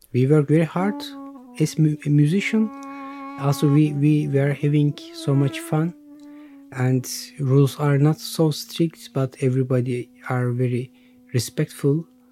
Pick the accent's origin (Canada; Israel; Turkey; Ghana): Turkey; I'm 28 and I'm from Turkey